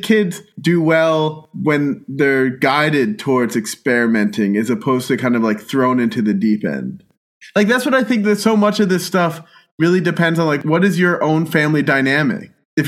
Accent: Pennsylvania, United States; born or raised there

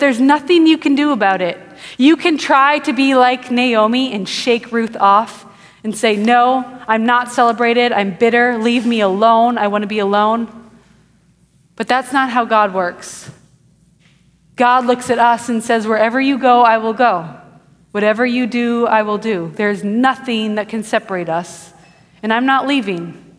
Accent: Wisconsin, United States; now in Houston, United States; I grew up in Wisconsin, and my family built a house when I was 3 years old. And I grew up in that house

